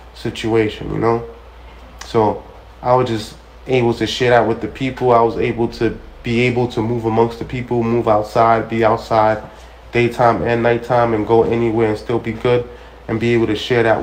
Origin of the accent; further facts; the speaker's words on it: New York City, New York, United States; I'm from Brooklyn